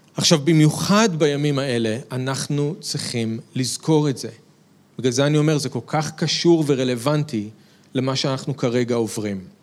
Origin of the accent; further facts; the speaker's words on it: Israel; כישראלים שמאמינים בישוע